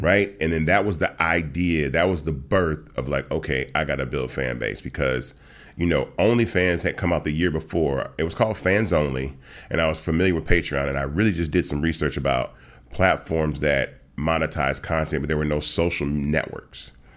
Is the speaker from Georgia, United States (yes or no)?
yes; Atlanta, Georgia, United States; also born or lived in Memphis, Tennessee; I was born in Memphis, got to Atlanta, um, when I was, like, three years old